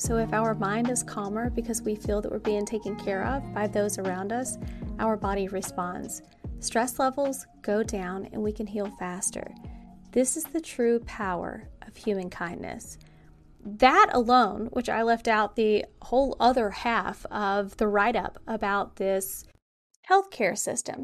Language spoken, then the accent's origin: English; the South, United States; I was raised in the South